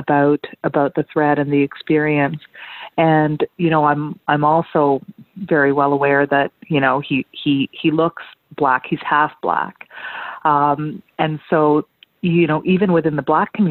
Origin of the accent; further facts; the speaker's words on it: Vancouver, British Columbia, Canada; also born or lived in Sri Lanka; growing up in Vancouver, I was a total nerd